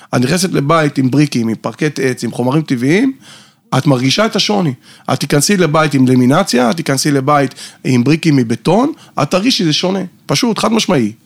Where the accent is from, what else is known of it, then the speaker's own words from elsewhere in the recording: Haifa, Haifa District, Israel; moved away as an adult; now in Tel Aviv, Israel; במקור אני חיפאי, היום אני חי בתל אביב כבר שש שנים